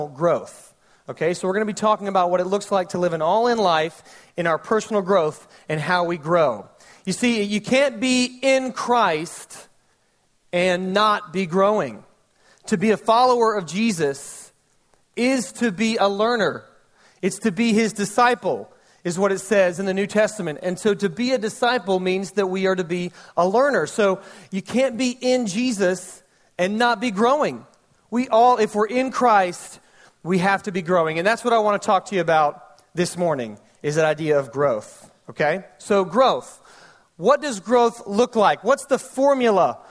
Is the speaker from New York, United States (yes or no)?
no; Fayette County, Georgia, United States; also born or lived in Newnan, Georgia; now in Senoia, United States; I grew up in Fayette County, Georgia.